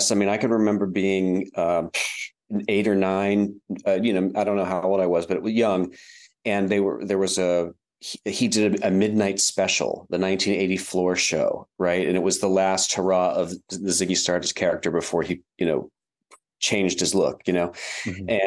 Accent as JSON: {"language": "English", "town": "Wheeling", "region": "West Virginia", "country": "United States", "tie": "born or raised there", "also_born_or_lived": "London, United Kingdom / New York City, United States", "moved": "as an adult", "lives_now": "Cincinnati, United States", "said": "I'm talking to you from Cincinnati, Ohio. I, I live here now, but um, I was born in Wheeling, West Virginia. Okay. When I was a kid, when I was a young, young kid, it was actually a bustling city."}